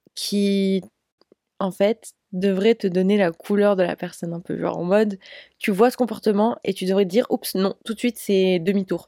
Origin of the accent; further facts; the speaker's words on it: France; je suis française.